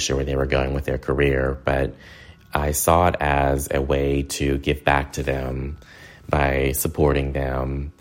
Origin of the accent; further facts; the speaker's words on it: Hickory, North Carolina, United States; also born or lived in Ireland; my hometown of Hickory, North Carolina, which is a small southern manufacturing town